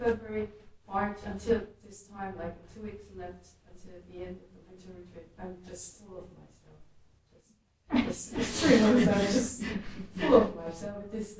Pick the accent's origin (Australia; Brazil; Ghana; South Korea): South Korea; English is a second language; sometimes I think that I myself is like bigger than I was in Korea, my home country, a couple of years ago.